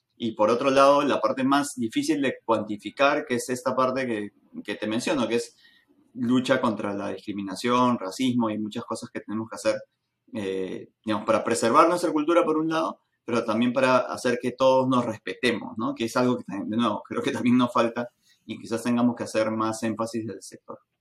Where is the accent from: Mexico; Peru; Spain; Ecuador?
Peru; Lima; Siendo peruanos, siendo limeños en nuestro caso